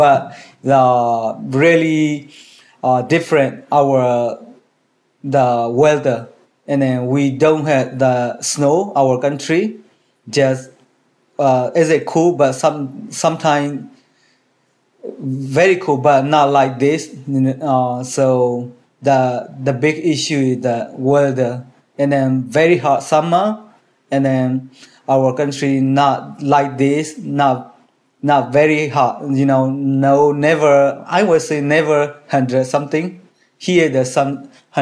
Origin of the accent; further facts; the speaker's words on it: Myanmar; English is a second language; moved away as an adult; also born or lived in Illinois; now in Kansas City, United States; I'm from Burma, and then United States, and it's already 6 years, but Kansas City is almost 4 years